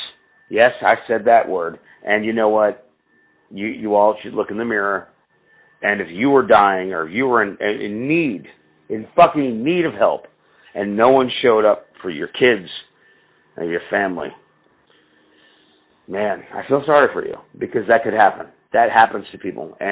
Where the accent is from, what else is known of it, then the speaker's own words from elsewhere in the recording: New Jersey, United States; I'm from fucking New England. I'm from New Jersey